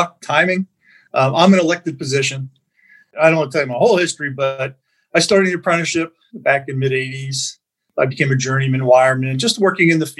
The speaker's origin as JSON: {"language": "English", "town": "Bethlehem", "region": "Pennsylvania", "country": "United States", "tie": "born or raised there", "said": "I always say I'm a Bethlehem kid, born, raised in Bethlehem"}